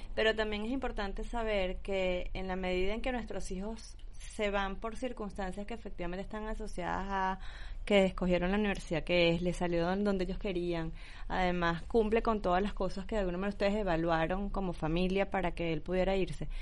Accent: Venezuela; moved away; lo hablo porque soy venezolana

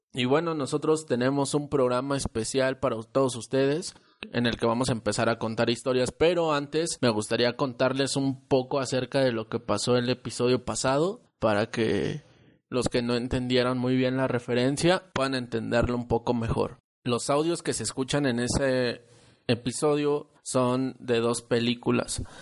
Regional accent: Guanajuato, Mexico; En el pueblo de mi papá, nosotros somos de Guanajuato

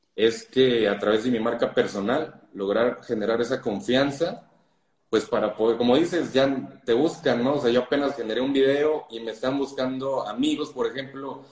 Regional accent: Mexico City, Mexico; yo soy de la Ciudad de México

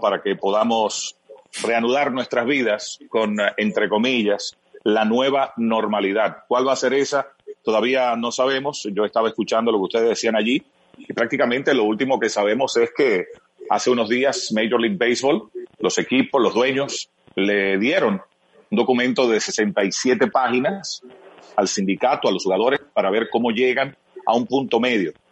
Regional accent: Santiago de los Caballeros, Santiago, Dominican Republic; yo soy de Santiago, cibaeño, eh, aguilucho desde chiquitico

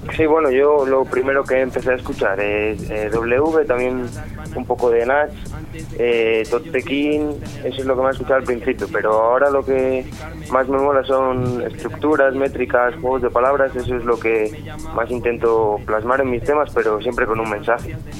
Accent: León, Castile and León, Spain; Soy de León.

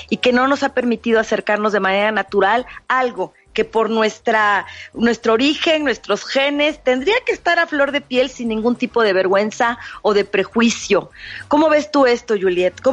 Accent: Mexico; nosotras las mexicanas

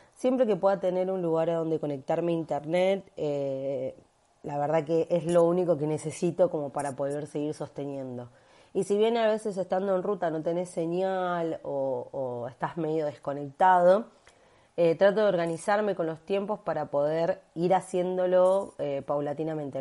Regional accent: Buenos Aires, Argentina; soy de Buenos Aires, Argentina

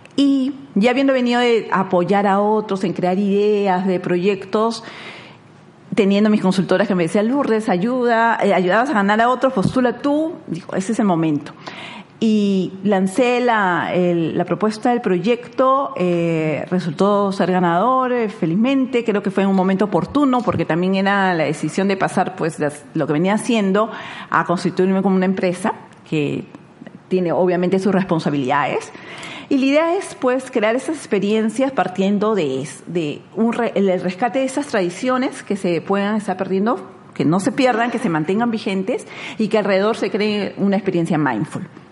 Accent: Lima, Peru; nací en Lima, soy limeña

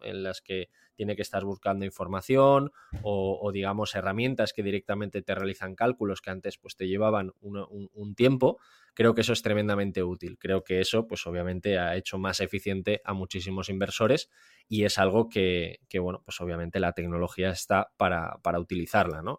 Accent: Valencia, Valencian Community, Spain; moved away as an adult; now in Austria; yo soy de Valencia, pese a que ahora vivo en, vivo en Austria

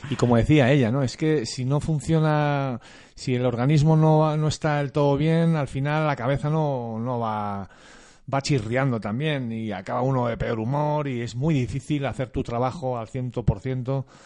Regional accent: Spain; y como buenos españoles cuando hay un acuerdo de este tipo

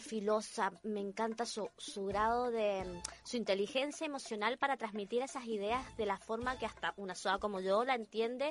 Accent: Argentina; moved away as an adult; now in Chile; Yo soy argentina, pero vivo aquí hace

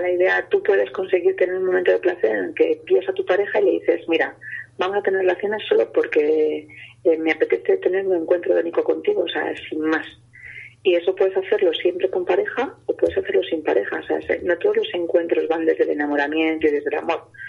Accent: Castile and León, Spain; mi tierra, ¿no? Que existe mucho el lechazo eh, de Castilla

